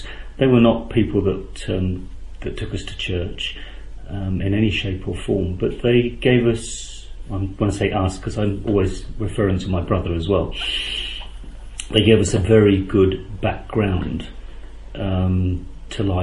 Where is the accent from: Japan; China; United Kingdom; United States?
United Kingdom; London; moved away; I'm originally from London. I was born 59 years ago